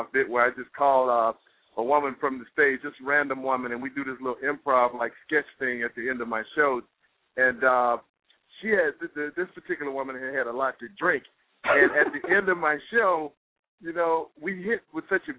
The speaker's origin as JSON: {"language": "English", "town": "Montgomery", "region": "Alabama", "country": "United States", "tie": "born or raised there", "moved": "yes", "lives_now": "New York, United States", "said": "we grew up together. I'm from Montgomery, Alabama. She's from Montgomery, Alabama. We grew up together. We went to high school"}